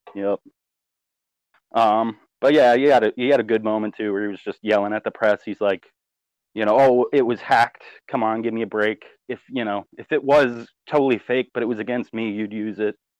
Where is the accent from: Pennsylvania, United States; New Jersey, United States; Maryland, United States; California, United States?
New Jersey, United States; now in Tampa, United States; I'm from Jersey